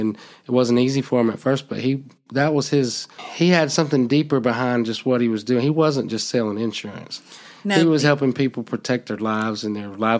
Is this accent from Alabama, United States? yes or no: yes; Alabama, United States; I'm not from Gardner, but I'm from Alabama.